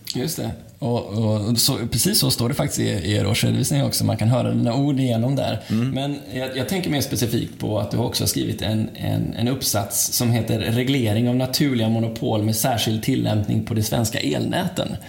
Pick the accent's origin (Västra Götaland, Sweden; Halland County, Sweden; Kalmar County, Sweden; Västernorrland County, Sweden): Västra Götaland, Sweden; Gothenburg; jag själv är Göteborg i grunden